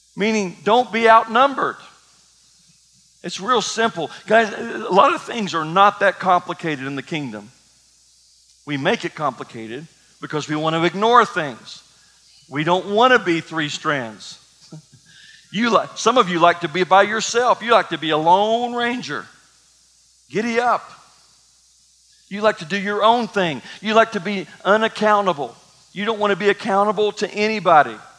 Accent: Kentucky, United States; I grew up in Kentucky

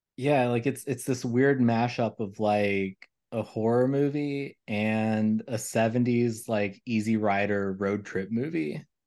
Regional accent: Kentucky, United States; growing up in Kentucky

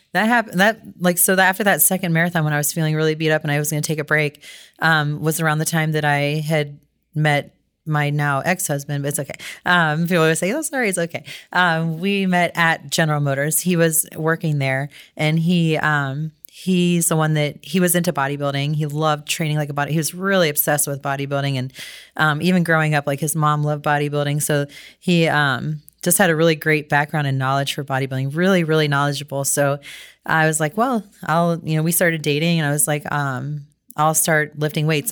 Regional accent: Cincinnati, Ohio, United States; also born or lived in Toledo; my hometown in Cincinnati

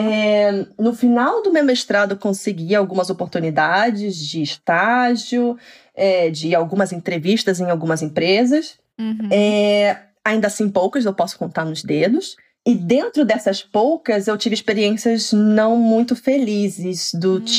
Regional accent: São Paulo, Brazil; now in Oslo, Norway; assim que eu me mudei, que eu vim de São Paulo, que é uma cidade enorme, né?

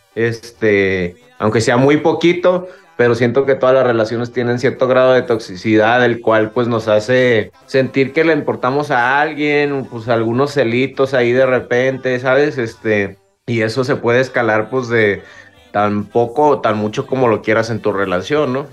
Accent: Guadalajara, Jalisco, Mexico; creciendo aquí en Guadalajara hay muchísima, muchísima influencia de la música de Sinaloa

